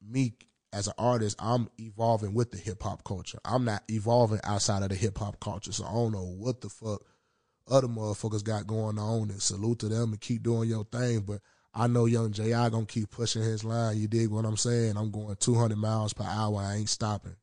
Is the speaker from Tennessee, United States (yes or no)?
yes; Memphis, Tennessee, United States; now in Minnesota, United States; That's my hometown